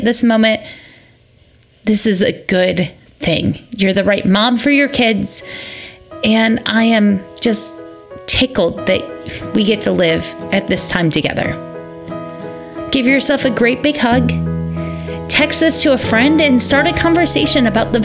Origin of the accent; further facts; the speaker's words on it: Michigan, United States; moved away; also born or lived in Georgia; I recognize from growing up in Michigan